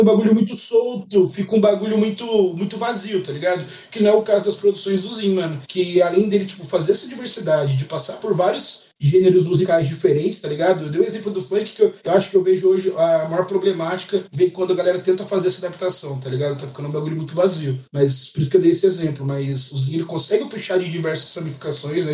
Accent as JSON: {"language": "Portuguese", "country": "Brazil", "said": "a gente é brasileiro"}